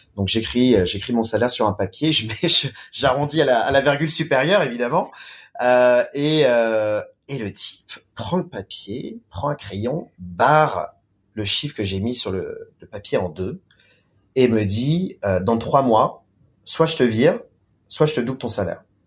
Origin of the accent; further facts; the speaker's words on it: France; moved away as an adult; also born or lived in Beijing, China / Shanghai, China; now in China; en tant que Français, en tant que Latin